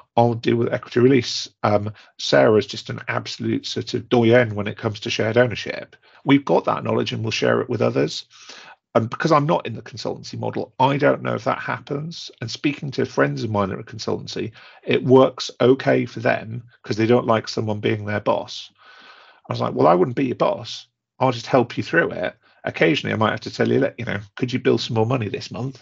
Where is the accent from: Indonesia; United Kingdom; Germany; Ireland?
United Kingdom; Newcastle upon Tyne, North East England; I'm a Geordie by nature